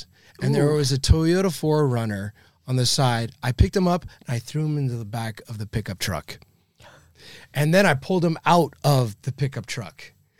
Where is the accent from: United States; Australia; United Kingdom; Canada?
Canada; I don't want to do this, Frank, because I am Canadian.